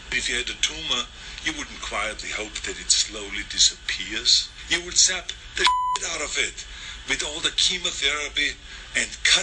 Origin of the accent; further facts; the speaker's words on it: Austria; now in United States; I was born in Austria in 1947, shortly after the Second World War. And growing up, I was surrounded by broken men.